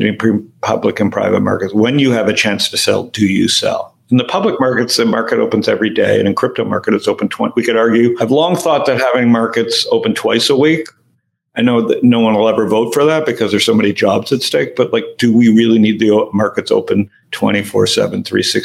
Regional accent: Canada; now in United States; I'm Canadian living in America

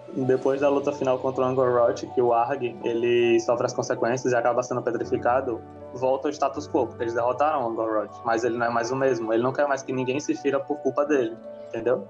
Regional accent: Rio Grande do Norte, Brazil; numa cidade daqui do Rio Grande do Norte, de onde eu venho

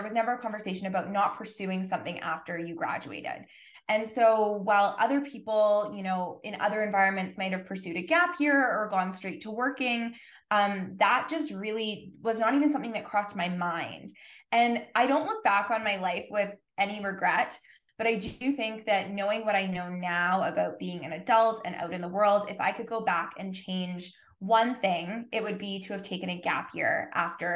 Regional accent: Winnipeg, Manitoba, Canada; I grew up in Winnipeg, Manitoba, and I went to high school inside the University of Winnipeg

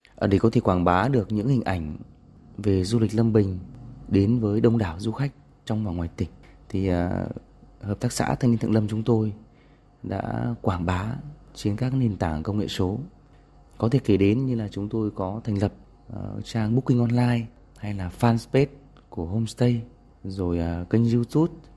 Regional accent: Thượng Lâm, Lâm Bình, Tuyên Quang, Vietnam; moved away as an adult; also born or lived in Hanoi; quê hương Thượng Lâm, Lâm Bình của tôi

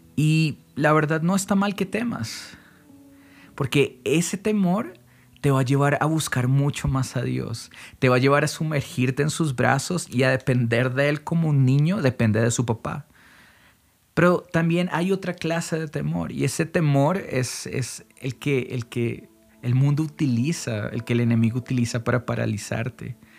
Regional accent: Colombia; acá en Colombia

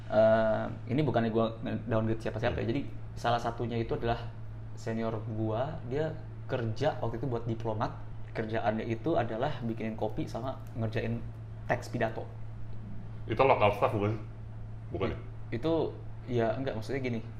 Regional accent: Jakarta, Indonesia; Orang nganggapnya gue itu orang Bandung tapi enggak. Gue itu born bred di Jakarta.

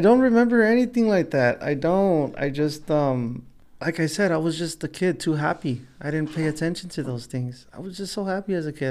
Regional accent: Los Angeles, California, United States; also born or lived in South Gate, California; We grew up poor in East L A, and then, you know, we moved out, uh, to Southgate

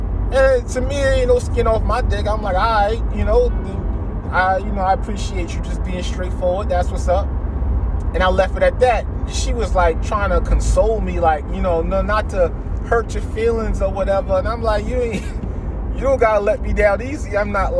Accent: New York, United States; moved away; I grew up, part of my life, I grew up in New York. Family in New York.

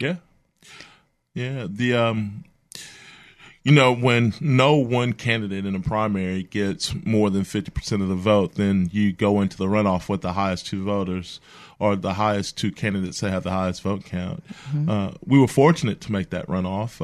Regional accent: Mobile, Alabama, United States; I'm from Mobile, a lifelong resident. Uh, grew up down the bay

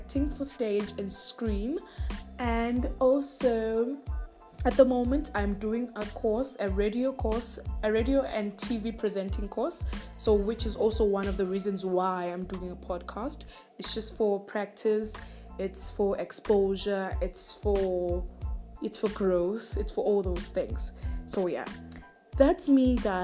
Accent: Richards Bay, KwaZulu-Natal, South Africa; So I'm from South Africa. I'm from KZN in a small town called Richards Bay

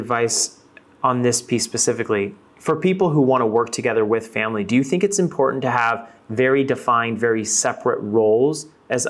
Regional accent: Fort Worth, Texas, United States; And actually, I'm originally from Texas.

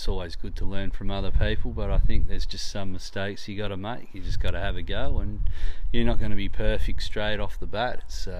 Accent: Kalamunda, Western Australia, Australia; born or raised there

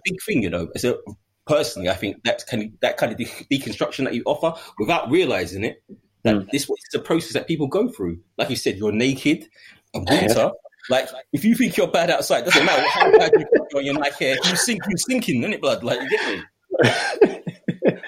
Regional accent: London, United Kingdom; I wouldn't even leave my ends because I'm from East

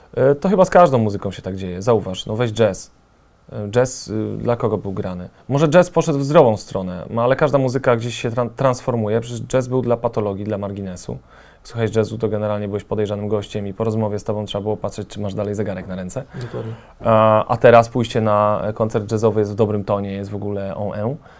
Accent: Częstochowa, Silesian Voivodeship, Poland; na Częstochowę mam zupełnie inne oko niż na Warszawę, czy no jestem stąd, jestem lokalnym patriotą

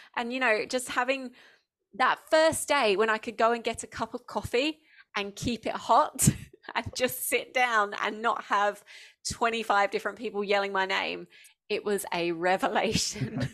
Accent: Essex, East of England, United Kingdom; moved away as an adult; now in Australia; I grew up in Essex in the southeast, um, of the U K

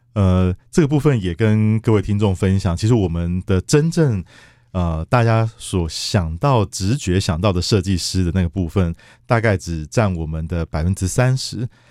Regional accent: Kaohsiung, Taiwan; 我本身是高雄人啊

